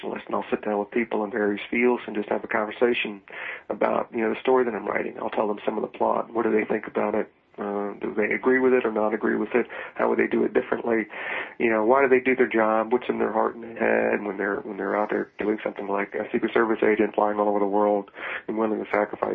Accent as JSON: {"language": "English", "region": "Virginia", "country": "United States", "tie": "born or raised there", "said": "I grew up in Virginia"}